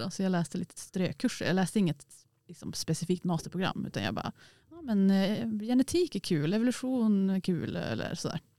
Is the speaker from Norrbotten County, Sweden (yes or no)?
yes; Piteå, Norrbotten County, Sweden; för jag är från Eh, Piteå och Norrbotten och så har man pluggat allt i Västerbotten.